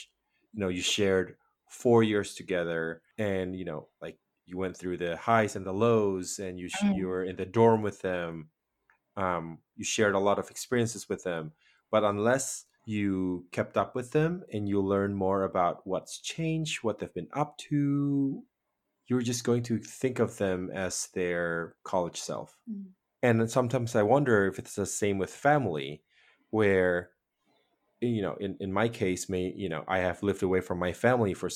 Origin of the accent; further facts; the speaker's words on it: Indonesia; moved away; the friendships that I had when I was little from Indonesia